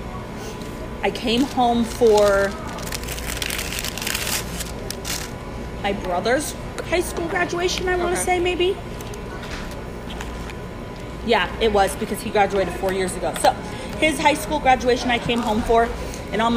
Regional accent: Phoenix, Arizona, United States; I grew up here in Phoenix

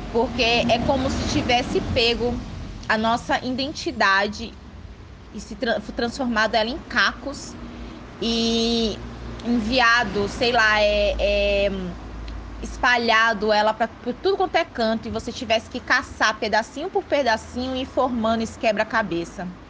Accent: Ilhéus, Bahia, Brazil; eu sou de Léus, da Bahia

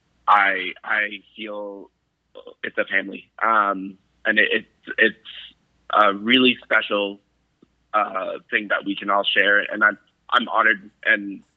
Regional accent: Puerto Rico; moved away; I was born in Puerto Rico.

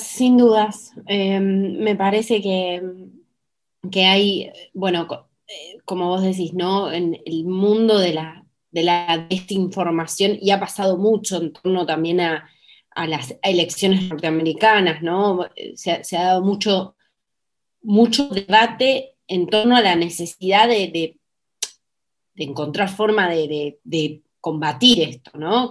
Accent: Argentina; para mí como ciudadana argentina

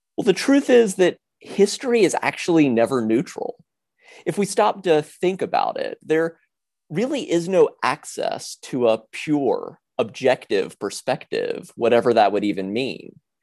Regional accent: South Carolina, United States; I was raised in South Carolina

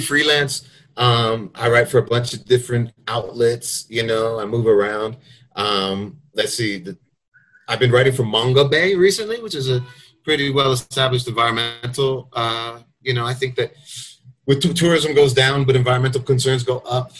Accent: United States; I'm from the United States

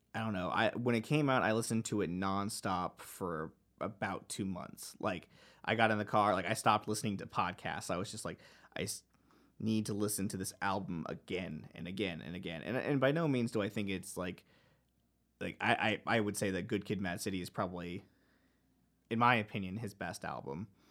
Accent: Dallas, Texas, United States; I grew up in the Dallas area of Texas

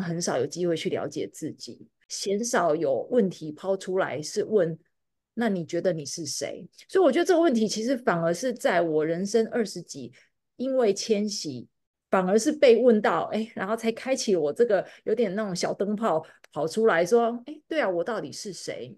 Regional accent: Taiwan; moved away as an adult; now in United States; 以前我是在台湾长大的台湾人

